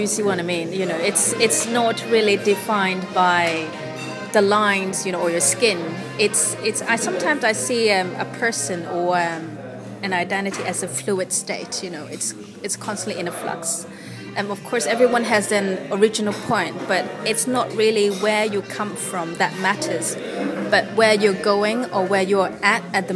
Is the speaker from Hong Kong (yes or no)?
yes; Hong Kong; moved away; I was from Hong Kong